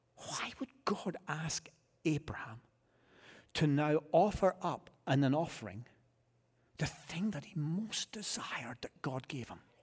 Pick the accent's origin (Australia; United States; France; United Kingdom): United Kingdom; Scotland; I'm a Scotsman